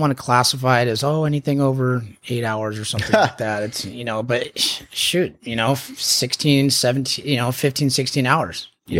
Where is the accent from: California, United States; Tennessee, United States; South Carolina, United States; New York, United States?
California, United States; La Jolla; Yep. La Jolla High School.